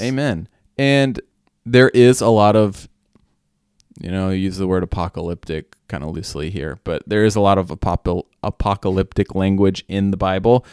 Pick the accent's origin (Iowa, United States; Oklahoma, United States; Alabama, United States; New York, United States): Oklahoma, United States; we have varying accents in Oklahoma